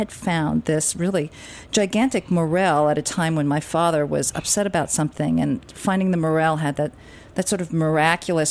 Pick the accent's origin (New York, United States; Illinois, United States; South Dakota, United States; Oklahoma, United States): New York, United States; Westchester; I grew up in Westchester